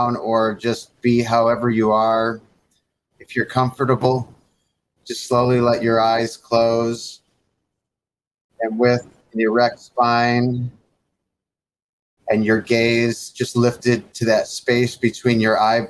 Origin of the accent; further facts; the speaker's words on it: Detroit, Michigan, United States; moved away; I'm from Detroit